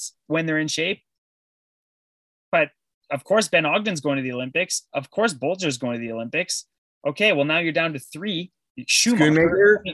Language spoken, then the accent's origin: English; Sudbury, Ontario, Canada; I'm from Sudbury, for Christ's sakes, like one of the worst cities in the world